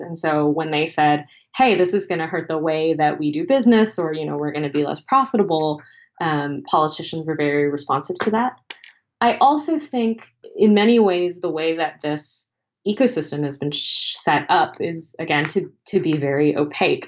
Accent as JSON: {"language": "English", "country": "United States", "said": "as an American"}